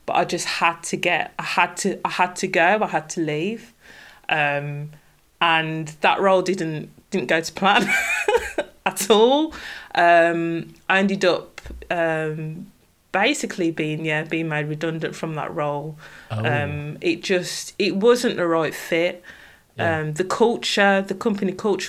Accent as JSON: {"language": "English", "town": "Birmingham", "region": "West Midlands", "country": "United Kingdom", "accent": "Brummie", "moved": "yes", "lives_now": "Derbyshire, United Kingdom", "said": "I'm originally from Birmingham, and any Brummies listening will hear my distinctive Brummie accent."}